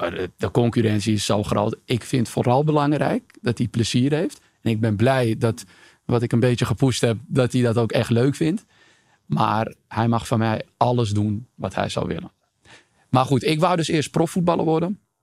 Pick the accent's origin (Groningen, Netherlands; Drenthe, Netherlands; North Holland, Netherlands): North Holland, Netherlands; Amsterdam; ik ben geboren en getogen in Amsterdam, Amsterdam-Oost om precies te zijn.